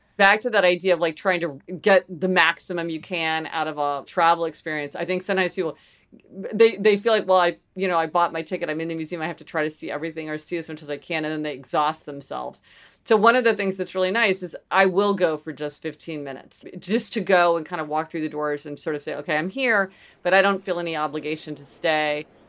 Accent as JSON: {"language": "English", "town": "Kansas City", "region": "Missouri", "country": "United States", "tie": "born or raised there", "also_born_or_lived": "New Haven", "moved": "yes", "lives_now": "New York City, United States", "said": "So I grew up in Kansas City, Missouri, which is sort of, you know, Midwestern city"}